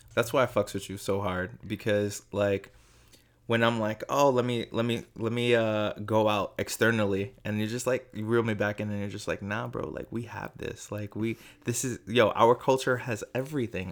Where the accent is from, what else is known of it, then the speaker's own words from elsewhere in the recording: New York City, New York, United States; also born or lived in Staten Island, New York; I am born and raised in Brooklyn, moved to Staten Island when I was about fifteen.